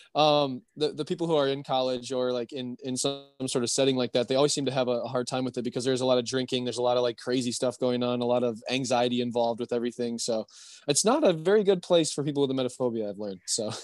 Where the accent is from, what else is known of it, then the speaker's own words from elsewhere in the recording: Michigan, United States; I'm from Michigan